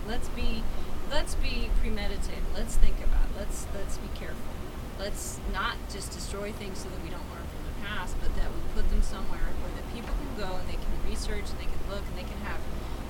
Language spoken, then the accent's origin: English; the South, United States; I'm from the South. I'm sure I have relatives that are, you know, that were Confederate in the Confederacy.